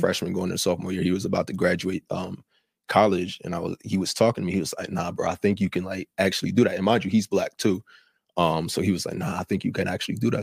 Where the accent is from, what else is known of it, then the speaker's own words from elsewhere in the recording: New Jersey, United States; I'm from Jersey, not even from out here